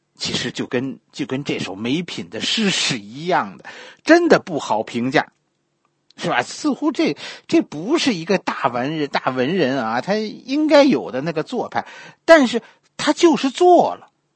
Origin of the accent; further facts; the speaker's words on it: China; 咱们大陆这边的人